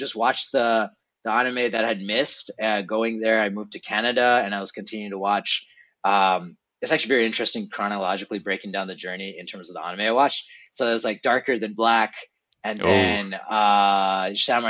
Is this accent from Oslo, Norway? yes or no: no; Trondheim, Trøndelag, Norway; moved away; I was born in Trondheim, Norway, like a fisherman town in Norway.